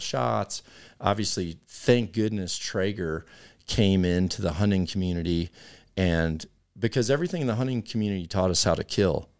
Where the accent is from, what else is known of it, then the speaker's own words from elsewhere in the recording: United States; here as a American community